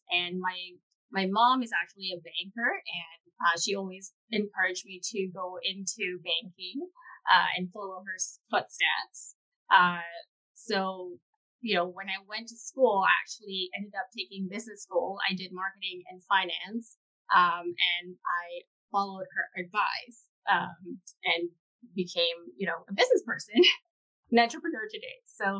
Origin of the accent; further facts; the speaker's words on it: Indonesia; moved away; I grew up in Indonesia, which is a developing country.